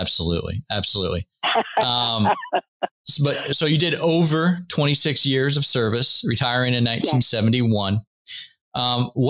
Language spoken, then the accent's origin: English; Seattle, Washington, United States; also born or lived in North Carolina; now in Washington, D.C., United States; I'm originally from Seattle, actually.